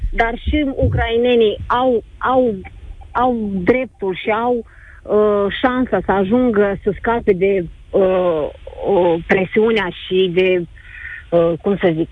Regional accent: Moldova; now in Romania; Eu, ca și Radu, sunt din Moldova, sunt de 21 de ani în România.

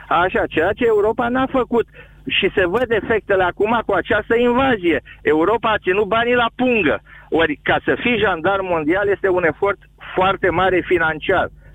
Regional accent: Romania; now in United States; ca român m-am dus în America

